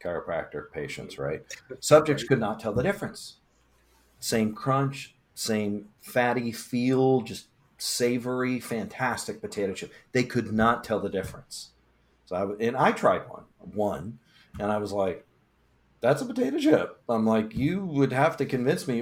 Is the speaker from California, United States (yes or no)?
no; Illinois, United States; I'm from Illinois